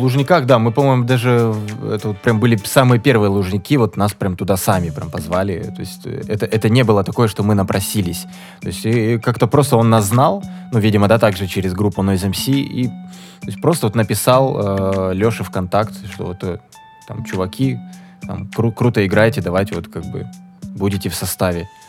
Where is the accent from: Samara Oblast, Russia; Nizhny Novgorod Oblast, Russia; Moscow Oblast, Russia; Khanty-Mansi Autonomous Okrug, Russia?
Khanty-Mansi Autonomous Okrug, Russia; Surgut; Мы из Сургута.